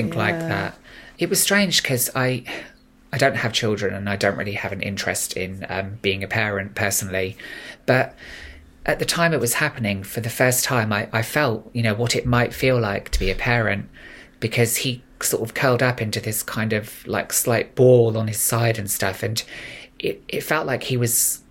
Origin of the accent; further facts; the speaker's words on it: King's Lynn, East of England, United Kingdom; places where I grew up in Norfolk and in Lynn